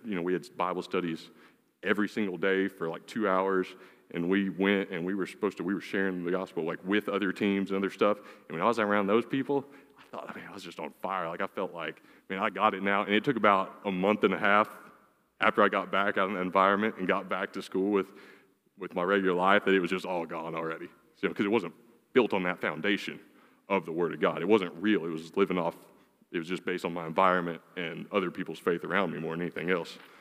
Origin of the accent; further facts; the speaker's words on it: Lee, Oklahoma, United States; I grew up in Lee, Oklahoma